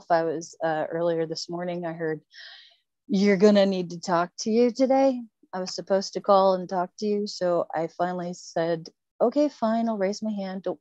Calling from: Folsom, California, United States; Folsom, California.

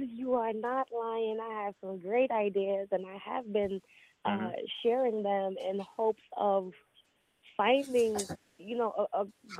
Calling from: Queens, New York, United States; I'm in Queens, New York tonight.

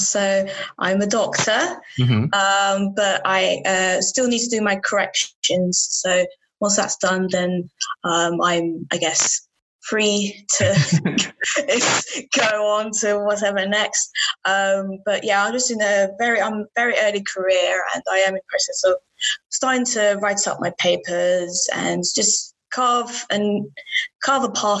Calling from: Newcastle upon Tyne, North East England, United Kingdom; I'm calling in from Newcastle.

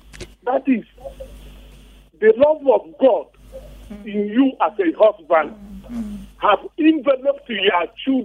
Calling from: Boston, Massachusetts, United States; from Boston.

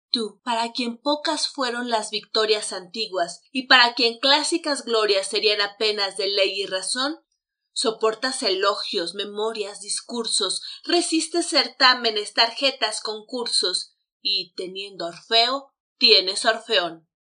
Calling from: Mexico City, Mexico; Hola, ¿qué tal? … los saludo desde la Ciudad de México.

